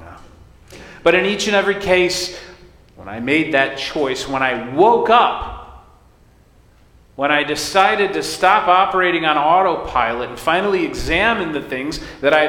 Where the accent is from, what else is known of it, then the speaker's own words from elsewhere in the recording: United States; I was born in America to American parents